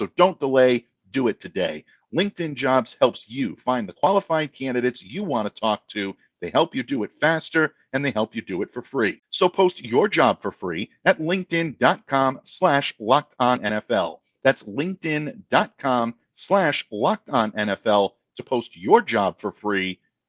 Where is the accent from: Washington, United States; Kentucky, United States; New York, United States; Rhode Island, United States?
Rhode Island, United States; Donald is from my home state.